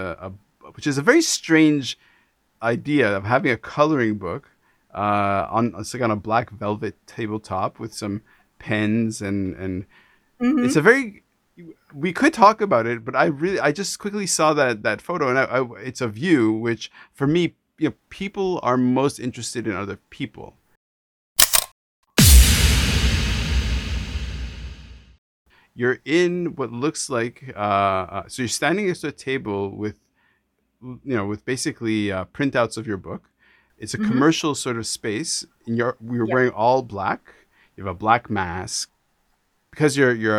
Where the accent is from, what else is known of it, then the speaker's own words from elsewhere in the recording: Canada; being Canadian, being from Canada